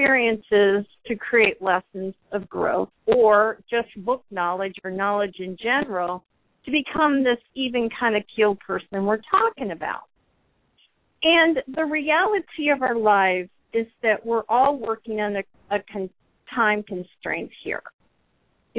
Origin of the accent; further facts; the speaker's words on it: United States; the pride I had in being an American